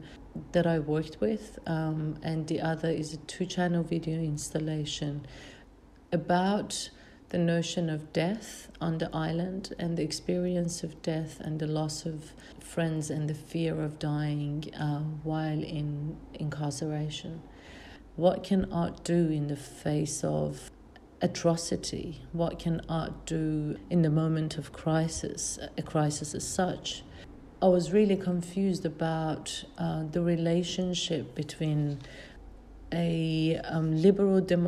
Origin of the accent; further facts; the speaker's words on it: Iran; moved away as an adult; now in Australia; I'm originally from Iran.